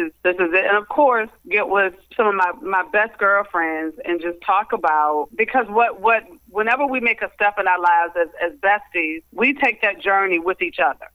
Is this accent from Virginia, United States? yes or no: yes; Cuckoo, Virginia, United States; now in Richmond, United States; I am originally from Cuckoo, Virginia, so which is a small town in Louisa County.